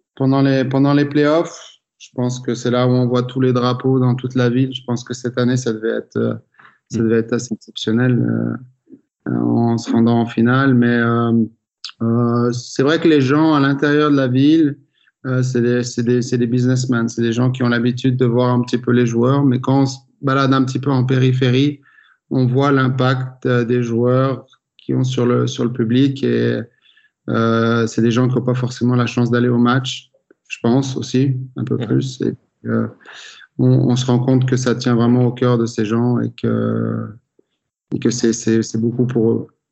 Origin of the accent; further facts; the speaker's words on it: France; en tant que Français